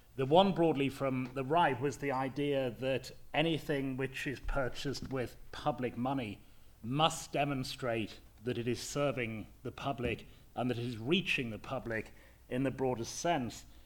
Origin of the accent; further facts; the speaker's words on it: Leeds, Yorkshire and the Humber, United Kingdom; I come from Leeds, um, from a middle class uh, white background. I have certain speech manner, manner, mannerisms.